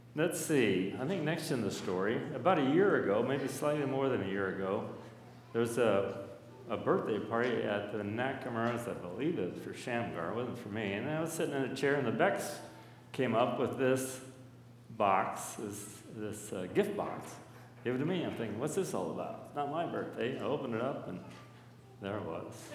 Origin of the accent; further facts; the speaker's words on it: Burbank, Washington, United States; I grew up in Burbank area, Burbank Heights, just a little upriver up from uh, Hood Park